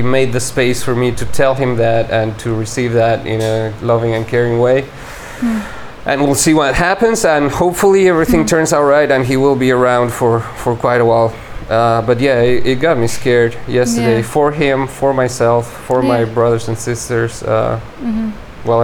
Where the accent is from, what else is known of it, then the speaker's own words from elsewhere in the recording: Uruguay; English is a second language; moved away; And when I go back to Uruguay, I've changed so much, and so many of my usual motors or you know, like mechanisms.